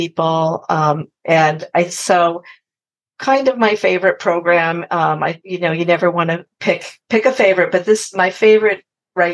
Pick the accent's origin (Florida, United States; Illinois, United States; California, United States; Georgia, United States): California, United States; Sacramento; moved away as an adult; also born or lived in Santa Barbara / Colorado / Boston; now in Shelter Island, United States; I grew up in California, Northern California, Sacramento